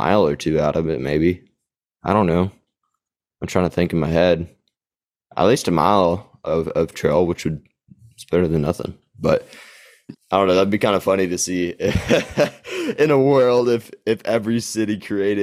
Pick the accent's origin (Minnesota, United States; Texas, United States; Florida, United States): Texas, United States; Gainesville; my hometown, Gainesville, population like 19,000